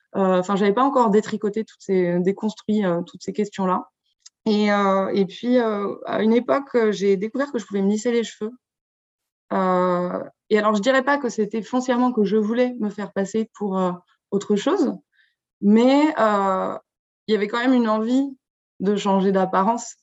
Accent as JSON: {"language": "French", "region": "Brittany", "country": "France", "tie": "born or raised there", "said": "je viens de Bretagne, enfin, c'est là où j'ai grandi"}